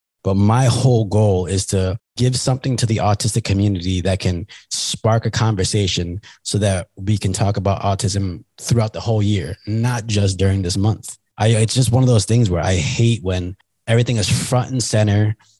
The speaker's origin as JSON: {"language": "English", "country": "Canada", "said": "As a Canadian, Doug Flutie."}